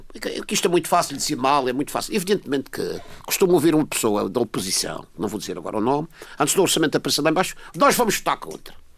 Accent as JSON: {"language": "Portuguese", "region": "Madeira", "country": "Portugal", "said": "como madeirense"}